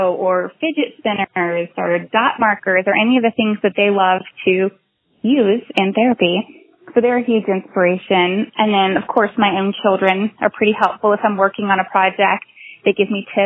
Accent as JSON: {"language": "English", "area": "just north of Atlanta", "region": "Georgia", "country": "United States", "tie": "born or raised there", "said": "I'm from Georgia. I've lived just north of Atlanta my whole life"}